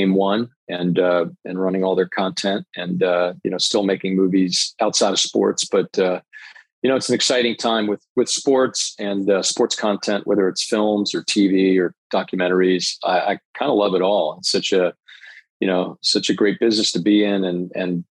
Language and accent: English; Piscataway, New Jersey, United States; also born or lived in New Brunswick, New Jersey; I was born in New Brunswick, but grew up in Piscataway